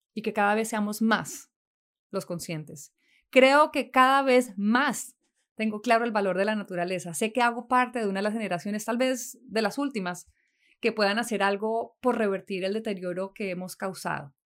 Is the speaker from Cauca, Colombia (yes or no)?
no; Neiva, Huila, Colombia; Nací en Neiva, capital del Huila, en Colombia, el 5 de enero de 1979.